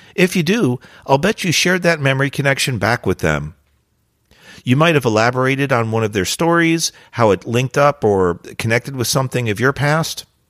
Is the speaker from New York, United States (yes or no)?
no; New Jersey, United States; During my high school years, I grew up in New Jersey